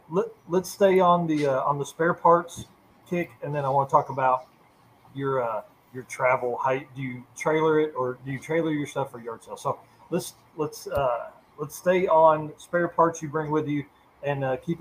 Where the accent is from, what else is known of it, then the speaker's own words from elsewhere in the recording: Blytheville, Arkansas, United States; now in Northwest Arkansas, United States; She said she's listening from Blyville, which is my hometown, which is Northeast Arkansas. I live in Northwest Arkansas.